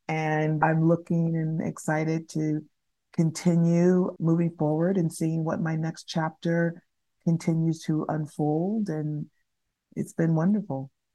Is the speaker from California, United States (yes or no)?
yes; Los Angeles, California, United States; moved away as an adult; also born or lived in New York City; I am born and raised in Los Angeles, one of the few people who are actually born and raised in Los Angeles, California